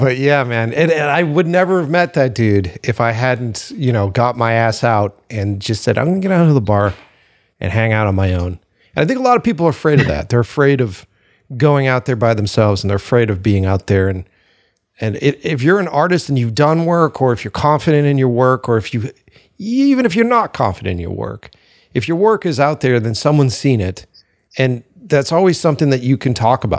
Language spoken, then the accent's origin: English; Boston, Massachusetts, United States; moved away; I'm from Boston initially, so I don't keep my mouth shut.